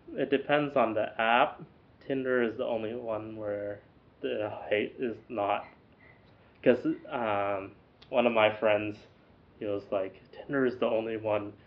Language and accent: English; United States; now in Chino Hills, United States; I'm an American.